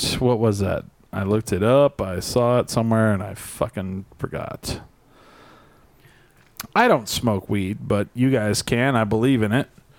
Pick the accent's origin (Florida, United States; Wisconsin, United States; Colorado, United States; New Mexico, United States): New Mexico, United States; Albuquerque; I'm from Albuquerque.